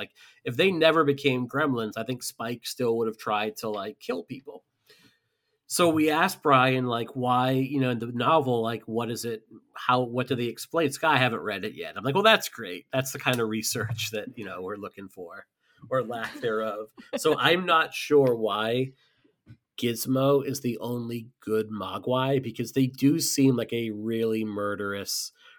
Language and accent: English; United States; that's my God-given right as an American to do so